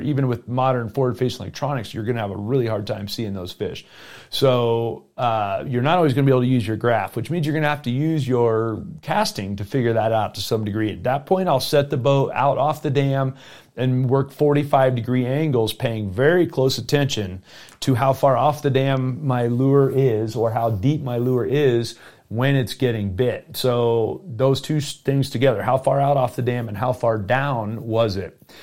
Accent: South Florida, United States; now in Colorado, United States; I grew up in South Florida

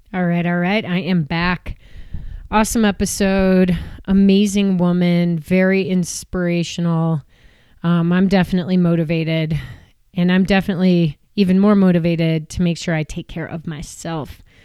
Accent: Chicago suburbs, Illinois, United States; moved away; I grew up in the Chicago suburbs

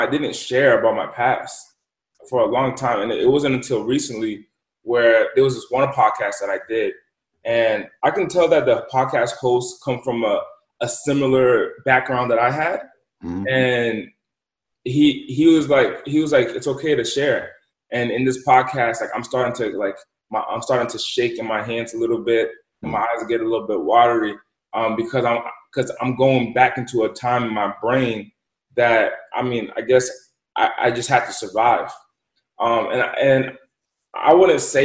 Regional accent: Central Falls, Rhode Island, United States; moved away; also born or lived in Pawtucket, Rhode Island; I grew up in Pawtucket and Central Falls, Rhode Island.

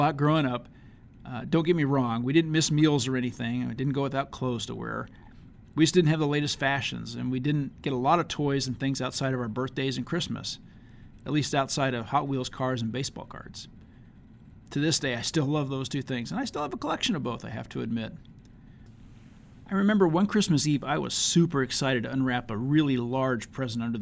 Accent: Leavenworth, Kansas, United States; growing up in Leavenworth, Kansas, a kid of the 1970s and 80s

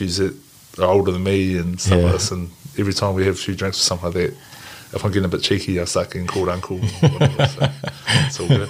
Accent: Invercargill, Southland, New Zealand; moved away; also born or lived in Blenheim / Japan; So I grew up in Invercargill, but my dad was a mass family in Blenheim. So that's how we ended up back here with all the whanau up there.

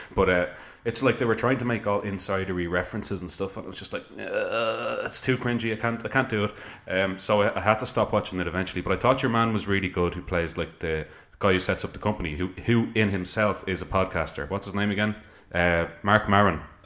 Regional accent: Ireland; I'm an Irish person

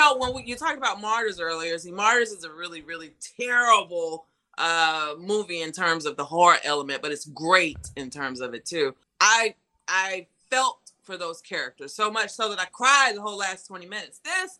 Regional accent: North Carolina, United States; moved away; North Carolina, which is my home state

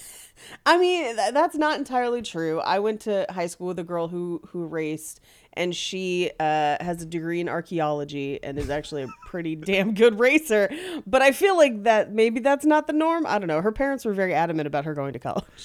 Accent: the Bay Area, California, United States; I grew up in the Bay back when the Raiders played in Oakland

